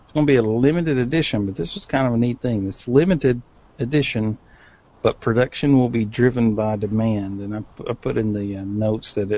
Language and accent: English; Tennessee, United States; my home state of Tennessee